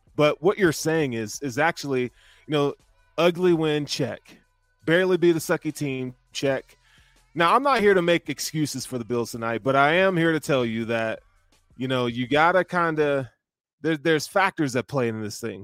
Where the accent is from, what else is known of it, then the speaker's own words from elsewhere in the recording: the South, United States; I'm from the South